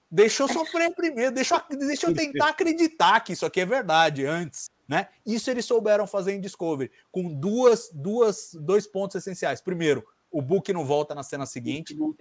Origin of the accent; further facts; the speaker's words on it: Brazil; Nós somos brasileiros